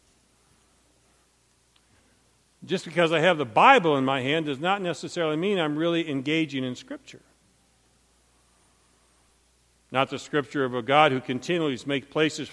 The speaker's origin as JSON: {"language": "English", "town": "Montrose", "region": "Michigan", "country": "United States", "tie": "born or raised there", "said": "I was raised in Montrose, Michigan."}